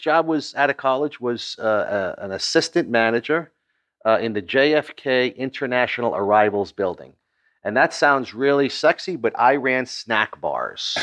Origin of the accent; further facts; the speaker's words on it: Long Island, New York, United States; I was born in Long Island, New York